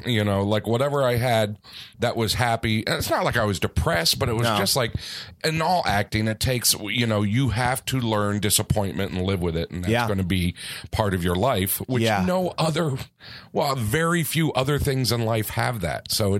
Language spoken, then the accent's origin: English; Florida, United States; now in Los Angeles, United States; I'm from Florida